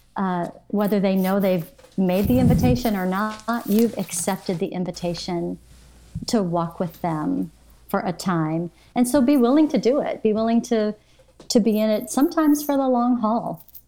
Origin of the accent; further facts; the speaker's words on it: Michigan, United States; also born or lived in Arlington, Texas; now in Bradenton, United States; I was born in Michigan